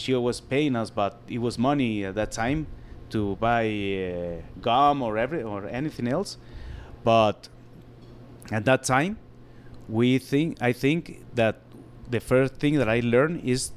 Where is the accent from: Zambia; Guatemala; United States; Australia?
Guatemala; Guatemala City, Guatemala Department; English is a second language; I born in the city and lived there all my life here